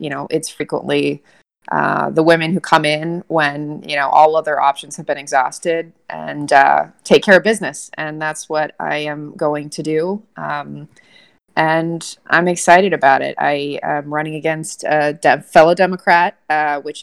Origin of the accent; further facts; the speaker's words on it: Southern California, United States; now in New York, United States; growing up in Southern California, daughter of a Marine